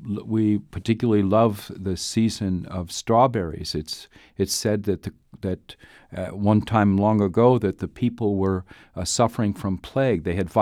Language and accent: English; Duluth, Minnesota, United States; Well, I was born across the border in Minnesota. I grew up in mostly in Duluth, but all over the place.